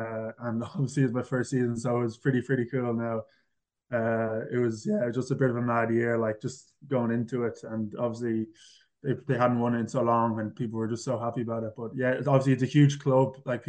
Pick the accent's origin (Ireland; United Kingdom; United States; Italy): Ireland; Kilcock, Leinster; moved away as an adult; now in Brisbane, Australia; definitely Kildare, Kilcock. So yeah, I grew up in Kilcock